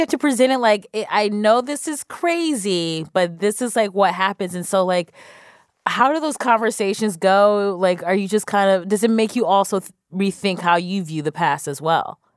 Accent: Cleveland, Ohio, United States; I'm from Cleveland

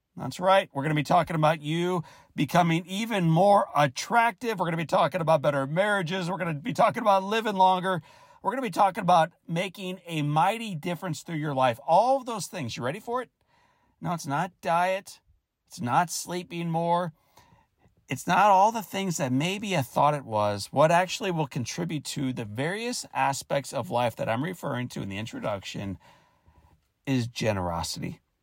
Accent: St. Louis, Missouri, United States; I grew up in St. Louis, Missouri.

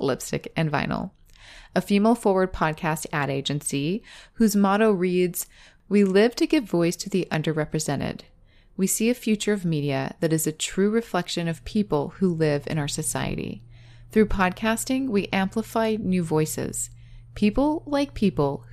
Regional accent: Riverside, California, United States; we're also both from Riverside, California.

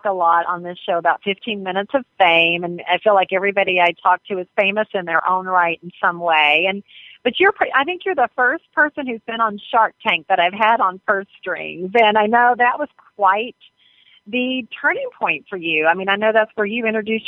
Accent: North Carolina, United States; also born or lived in Charlotte, North Carolina; I'm from North Carolina, too

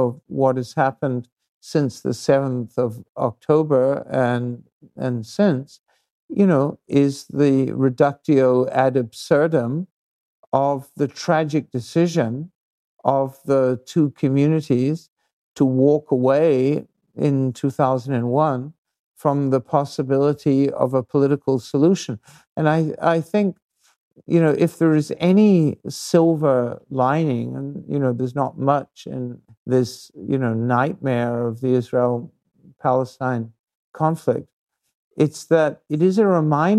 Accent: New Zealand; I come from New Zealand, you know, a relatively peaceful society

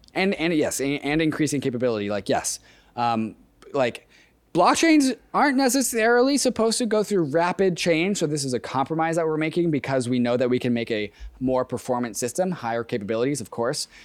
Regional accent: Seattle, Washington, United States; Seattle's my hometown

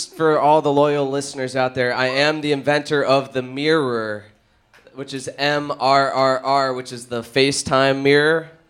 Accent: New Haven, Connecticut, United States; I am from New Haven, Connecticut.

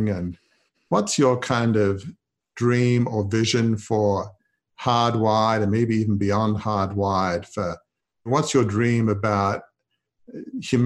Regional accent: Australia; now in Washington, D.C., United States; I grew up in Australia, which is kind of the land of cricket. So I've lived here a long time

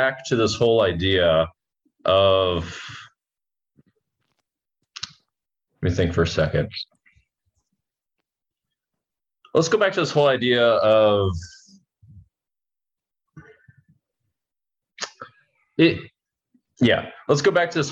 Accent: United States; I come from America

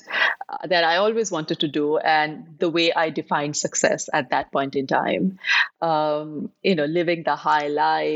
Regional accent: India; now in Dubai, United Arab Emirates; I am based in Dubai, but I'm originally from India. I've been living in Dubai for the last 25 years.

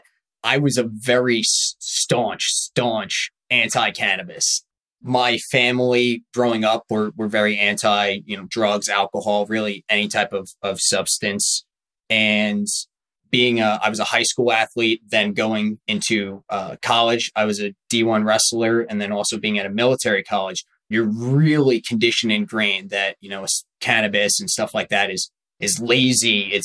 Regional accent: Long Island, New York, United States; moved away as an adult; also born or lived in Charleston, South Carolina; I'm originally from Long Island, New York. You know, first 18 years of my life, I was a typical Long Island kid

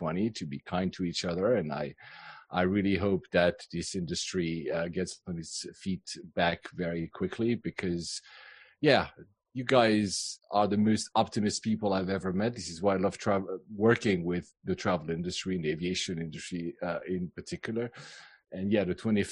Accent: Switzerland; also born or lived in Japan / Philippines / Cyprus; now in London, United Kingdom; My mother was from Finland, my father from Greece, but I was in Switzerland.

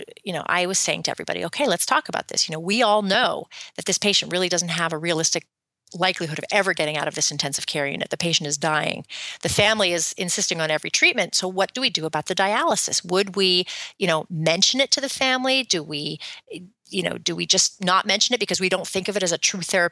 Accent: Canada; now in United States; I'm from Canada

